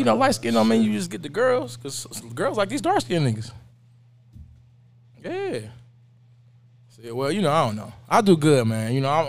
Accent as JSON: {"language": "English", "town": "Southfield", "region": "Michigan", "country": "United States", "tie": "born or raised there", "also_born_or_lived": "West Side, Detroit", "said": "I grew up in Southfield. Okay. Went to Southfield High."}